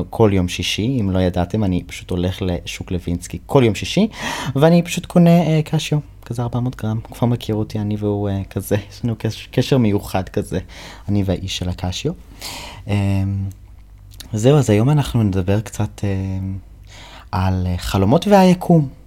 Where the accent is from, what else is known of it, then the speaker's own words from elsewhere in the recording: United States; first language English; Hebrew is a second language; now in Israel; כי אני אמריקאי וזו שפת האם שלי, בוא נכתוב שיר בעברית. כאילו אני, אני גר בישראל